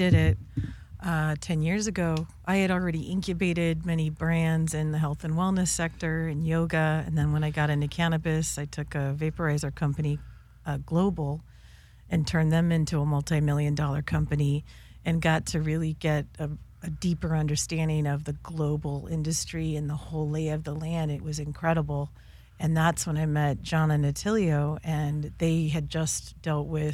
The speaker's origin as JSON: {"language": "English", "region": "California", "country": "United States", "tie": "born or raised there", "also_born_or_lived": "Quebec", "said": "I'm a native Californian"}